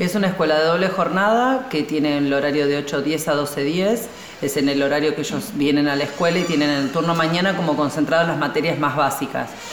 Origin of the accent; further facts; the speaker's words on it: Tierra del Fuego, Argentina; Ambos somos de Tierra del Fuego